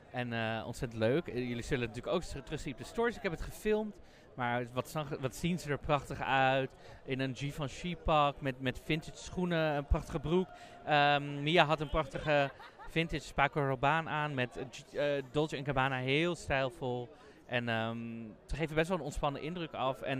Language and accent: Dutch; Netherlands; Ik wou net tegen haar zeggen, ik kom uit Nederland.